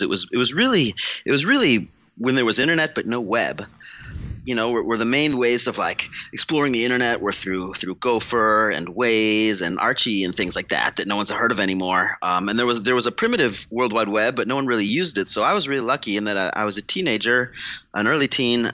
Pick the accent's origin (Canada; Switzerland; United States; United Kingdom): United States; St. Louis, Missouri; moved away as an adult; now in California, United States; I'm from St. Louis, Missouri